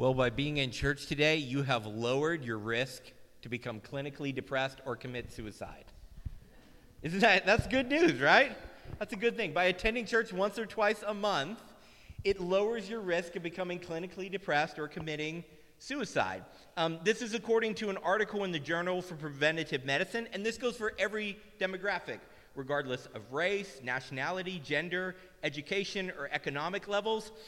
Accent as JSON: {"language": "English", "region": "Tennessee", "country": "United States", "tie": "born or raised there", "said": "I grew up in Tennessee we spent a lot of time playing in dirt"}